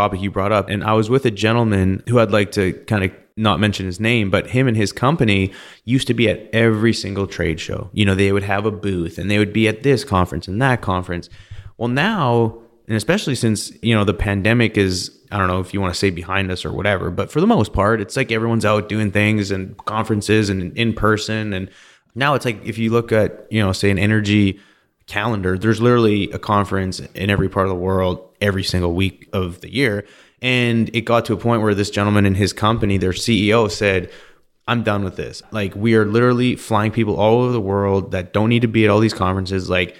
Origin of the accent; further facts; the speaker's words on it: Canada; and I'm from Canada, so I'm going to say it was probably like 15 degrees, 10 degrees Celsius.